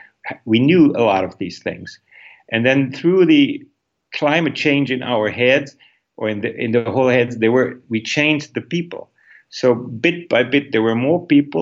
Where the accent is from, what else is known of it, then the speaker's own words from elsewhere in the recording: Northern Germany, Germany; moved away; I am from northern Germany originally, and our region is full of windmills.